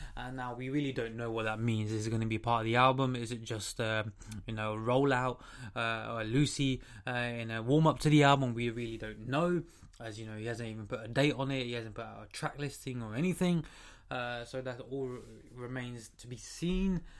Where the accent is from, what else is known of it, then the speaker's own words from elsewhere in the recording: London, United Kingdom; I'm from the UK. I'm from London